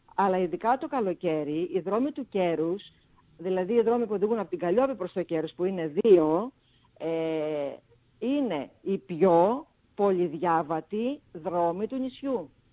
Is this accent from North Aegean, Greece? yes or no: yes; Lemnos, North Aegean, Greece; μένω και στο νησί μου